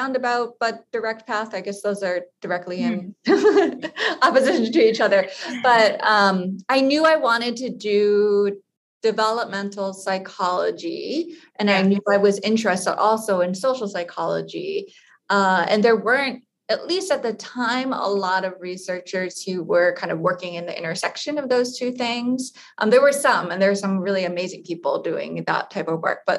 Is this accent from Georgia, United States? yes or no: no; Hawaii, United States; I actually was born and raised in Hawaii